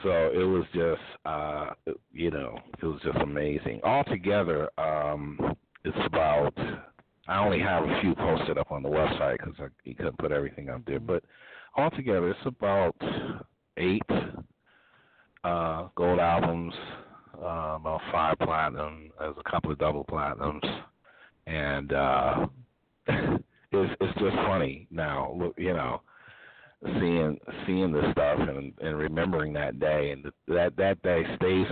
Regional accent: Hartford, Connecticut, United States; I actually did it in my hometown

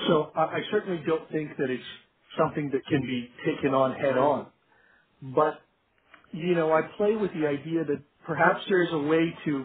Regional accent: Iran; moved away; also born or lived in Canada / United States; I'm an immigrant from Iran, and I'm an Iranian, Canadian, American, and I've lived in many more places than that.

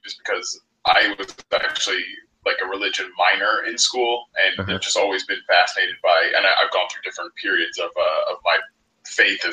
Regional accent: Washington, District of Columbia, United States; growing up in Washington, like the DC area

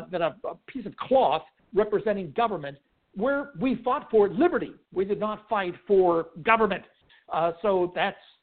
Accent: Pittsburgh, Pennsylvania, United States; I was born and reared in Pittsburgh

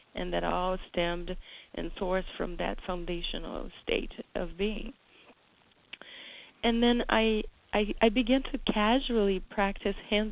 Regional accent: Brazil; moved away; as a child growing up in Brazil

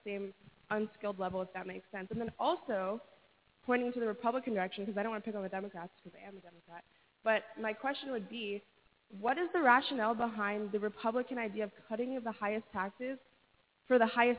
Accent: California, United States; I'm from California.

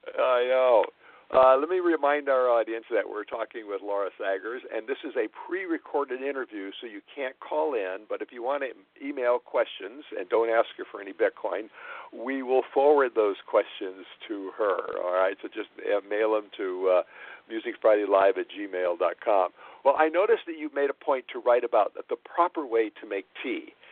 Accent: Los Angeles, California, United States; this is my hometown

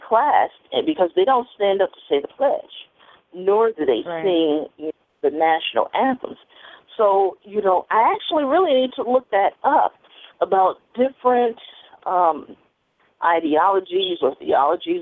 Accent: Chicago, Illinois, United States; I was raised here in Chicago

